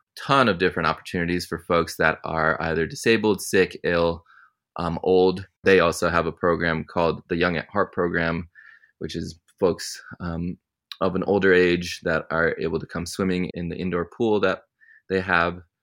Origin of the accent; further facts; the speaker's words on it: Connecticut, United States; I grew up in Connecticut